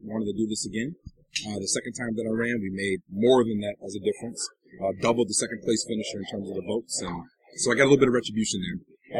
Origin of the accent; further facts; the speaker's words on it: Minnesota, United States; I'm from Minnesota.